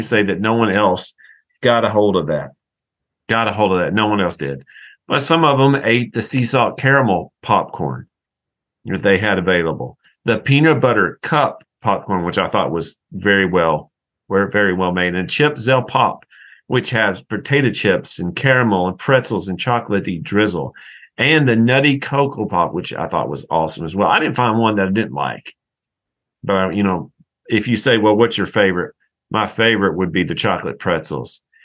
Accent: Tennessee, United States; moved away; also born or lived in Alabama / Georgia; I grew up in Tennessee, I, have lived in Alabama, Georgia

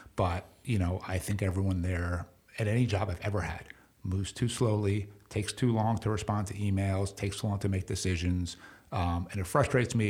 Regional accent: New York, United States; growing up in New York

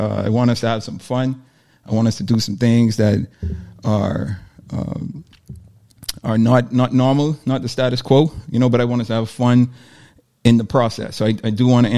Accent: Nassau, New Providence, Bahamas; I'm born and raised in Nassau, Bahamas.

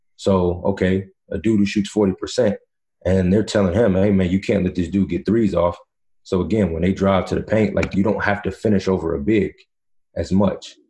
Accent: Virginia, United States; also born or lived in North Carolina; I went to high school, middle school in Virginia

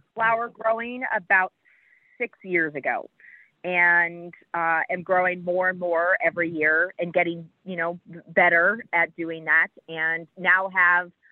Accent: Midwest, United States; now in Jamestown, United States; growing up in the Midwest

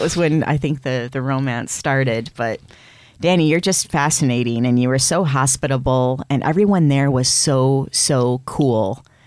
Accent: Flint, Michigan, United States; my hometown of Flint, Michigan

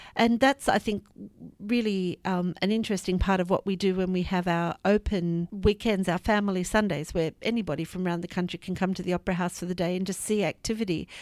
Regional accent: Australia; moved away as an adult; also born or lived in Sydney; now in United Kingdom; as you can hear, I'm from the Antipodes. I came from Australia about three years ago

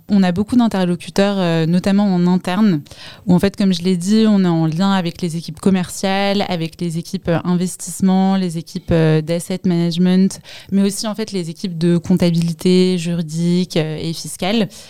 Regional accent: Paris, Île-de-France, France; Je viens de Paris.

